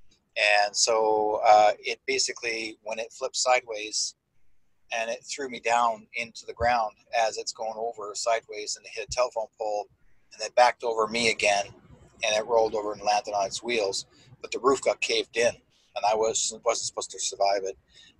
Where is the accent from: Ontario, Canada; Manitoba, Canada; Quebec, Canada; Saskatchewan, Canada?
Manitoba, Canada; I'm originally from Manitoba in the eastern part of Canada